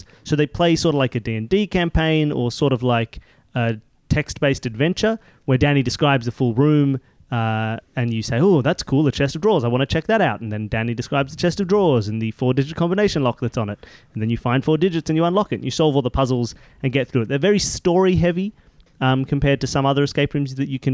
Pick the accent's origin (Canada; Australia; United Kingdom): Australia; Sydney, New South Wales; we are from Sydney in Australia